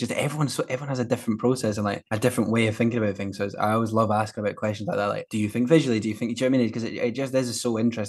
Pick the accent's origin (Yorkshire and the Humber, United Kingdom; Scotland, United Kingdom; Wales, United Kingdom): Scotland, United Kingdom; as a Scot